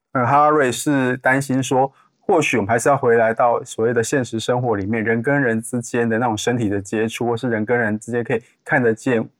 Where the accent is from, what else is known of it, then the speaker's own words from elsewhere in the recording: Taiwan; 我们台湾人民要改变